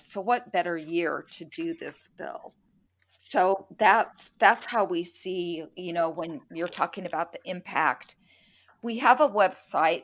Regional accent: San Francisco Bay Area, California, United States; I grew up in the San Francisco Bay Area

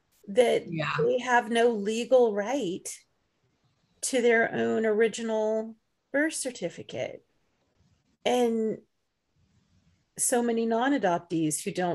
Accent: England, United Kingdom; born there; now in United States; It's like, I was born in England. I mean, what's this all about? How am I even a resident in this country?

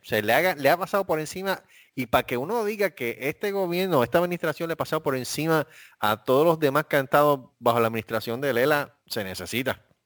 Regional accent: Puerto Rico; nosotros somos la jurisdicción de Estados Unidos con más casos de esto

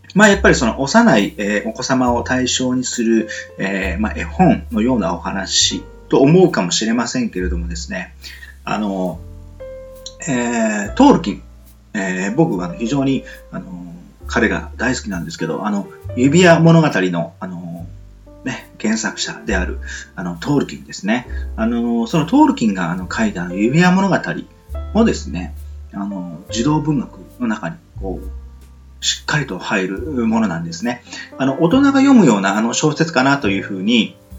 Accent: Nichinan, Miyazaki, Japan; 僕のふるさとは、えー、宮崎県日南市と言いまして

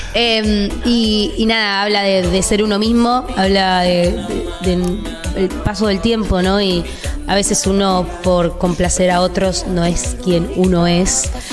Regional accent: Argentina; first language Spanish; now in London, United Kingdom; yo soy muy argentina

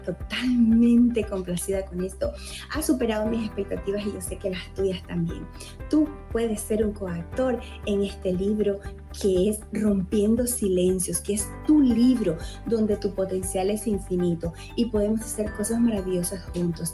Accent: Honduras; moved away as an adult; now in United States; soy hondureña y hace nueve años llegué a este país, al país de los sueños, Estados Unidos.

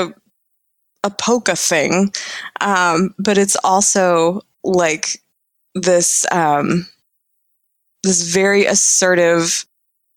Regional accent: Florida, United States; moved away; also born or lived in Illinois; I'm from Florida

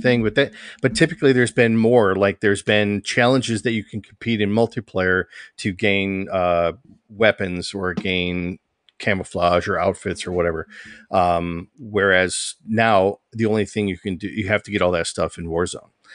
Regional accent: just north of Detroit, Michigan, United States; a guy who was born and raised in Michigan, just north of Detroit

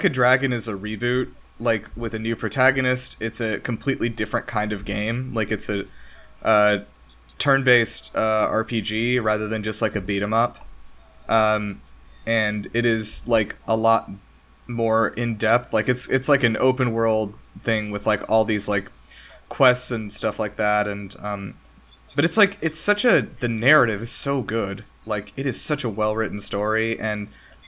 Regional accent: Southeast, United States; I'm from the Southeast

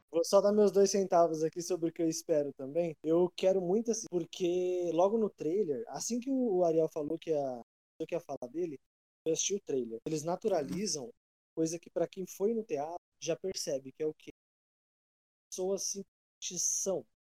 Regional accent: Brazil; eu sou muito brasileiro.

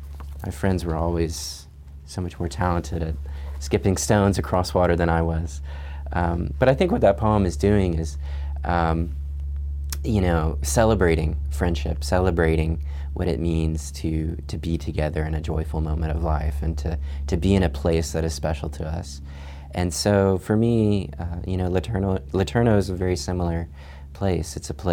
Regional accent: Chad; kind of wound itself around my hometown where I grew up, which was a few miles south of the Sahara Desert in Chad in Africa. My parents were missionaries.

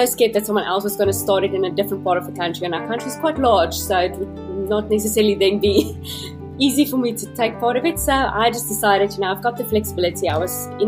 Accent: South Africa; I'm a South African-born resident, currently living in Cape Town.

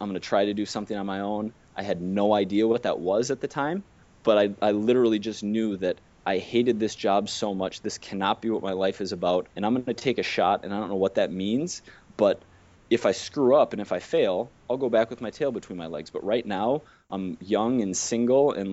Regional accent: Minnesota, United States; moved away as an adult; also born or lived in Wisconsin; I grew up in Minnesota to like super hardworking parents, went to Wisconsin

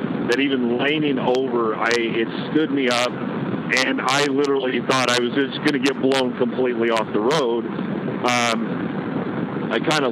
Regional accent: Wyoming, United States; moved away; I'm from Wyoming

